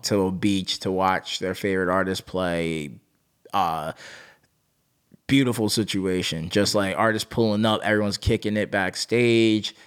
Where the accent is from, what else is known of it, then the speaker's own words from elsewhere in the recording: New Jersey, United States; moved away as an adult; also born or lived in Orlando; now in Miami, United States; grew up in New Jersey